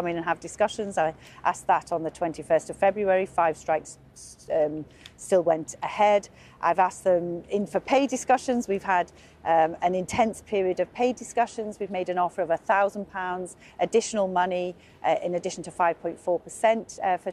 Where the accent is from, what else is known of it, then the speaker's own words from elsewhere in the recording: Liverpool, North West England, United Kingdom; he's a fellow Scouser. I'm from Liverpool